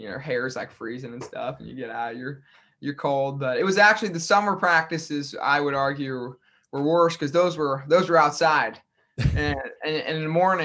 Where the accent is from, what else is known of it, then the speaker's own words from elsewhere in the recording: Grand Island, Nebraska, United States; moved away as an adult; now in Iowa, United States; my hometown, Grand Island.